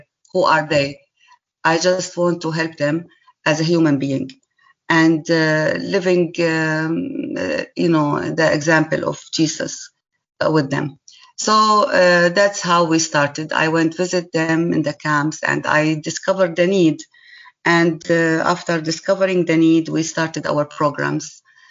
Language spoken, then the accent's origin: English; Syria; English is a second language; And me as a Syrian person, I just introduced myself that I am from Syria